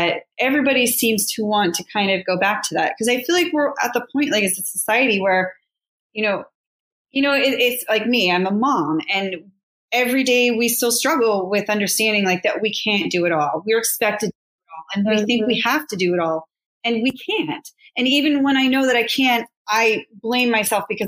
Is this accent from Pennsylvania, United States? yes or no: yes; Pittsburgh, Pennsylvania, United States; now in New York, United States; I grew up in Pittsburgh and, you know, I live in New York